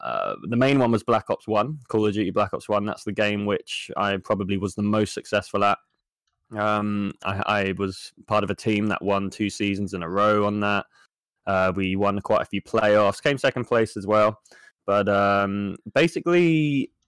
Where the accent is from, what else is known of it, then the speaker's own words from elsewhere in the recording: Jersey; I am from a small island called Jersey